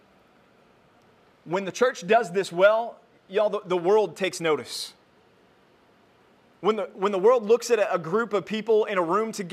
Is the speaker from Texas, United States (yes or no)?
yes; Texas, United States; moved away; also born or lived in California; I was from Texas, I moved away, wilderness wandering years in California, and now I'm back. I came back to the promised land, so I'm back home